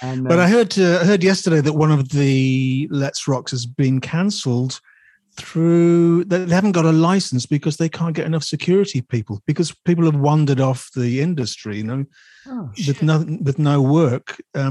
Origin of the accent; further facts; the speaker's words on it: Chesterfield, East Midlands, United Kingdom; also born or lived in West Riding; So, but I was born in the West Riding and then moved around the Midlands and so on and so forth, and then ended up in Chesterfield probably aged 9 or 10.